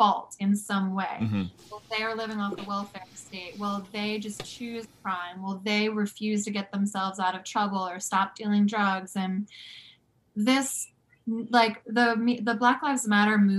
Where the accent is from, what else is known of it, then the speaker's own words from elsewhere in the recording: right outside of Philadelphia, New Jersey, United States; I grew up right outside of Philadelphia in New Jersey.